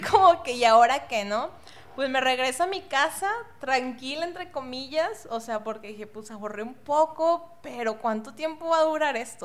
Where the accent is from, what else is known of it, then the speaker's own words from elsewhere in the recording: Monterrey, Nuevo León, Mexico; soy de aquí de Monterrey, estuve en universidades aquí de Monterrey